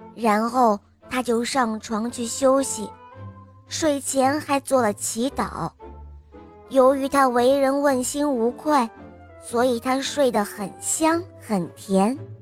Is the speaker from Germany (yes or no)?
yes; Berlin, Germany; 我今年六岁了，我来自德国柏林